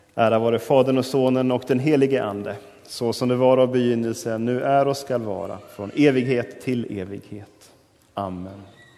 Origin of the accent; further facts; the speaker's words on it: Sweden; oss som moderna svenskar